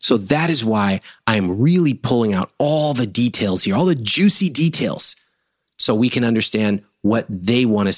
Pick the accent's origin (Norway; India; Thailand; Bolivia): India; I'm a good husband. I'm a good son. I'm Indian. I graduated from Stanford.